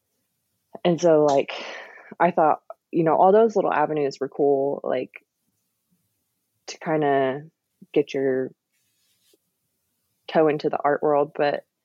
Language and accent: English; Oklahoma City, Oklahoma, United States; I'm from Oklahoma City. I grew up here